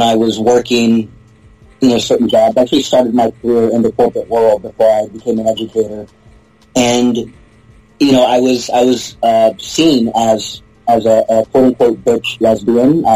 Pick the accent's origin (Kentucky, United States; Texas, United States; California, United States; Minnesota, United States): Texas, United States; Houston; moved away as an adult; also born or lived in England; now in Massachusetts, United States; born and raised in Houston